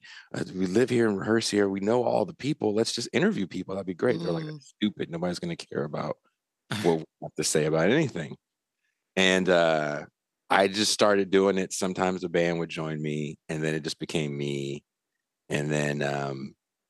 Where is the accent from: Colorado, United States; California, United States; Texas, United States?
California, United States; Richmond; also born or lived in Oakland, California; I was born in Oakland. I grew up in a city called Richmond, California